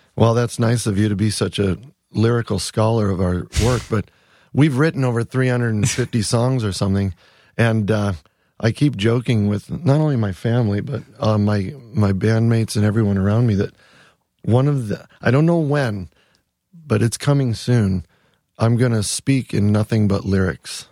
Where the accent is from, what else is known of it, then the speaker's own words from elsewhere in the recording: Wisconsin, United States; also born or lived in San Fernando Valley, California; now in Ithaca, United States; I'm from Wisconsin. I mean, we have deep roots in Wisconsin. My dad still lives in the same house I grew